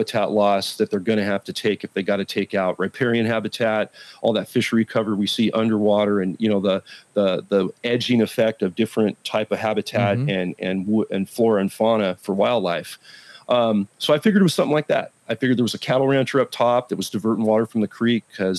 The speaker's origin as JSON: {"language": "English", "area": "Silicon Valley", "region": "California", "country": "United States", "tie": "born or raised there", "said": "I've now transferred back up to the Silicon Valley. I'm back in my hometown"}